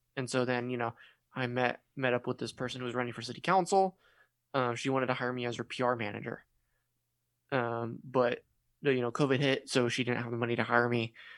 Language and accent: English; California, United States; I'm from California